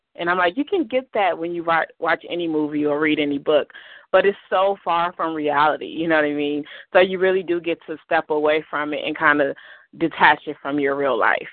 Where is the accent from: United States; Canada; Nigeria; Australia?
United States; Chicago, Illinois; also born or lived in Blue Island, Illinois; I grew up on the south side of Chicago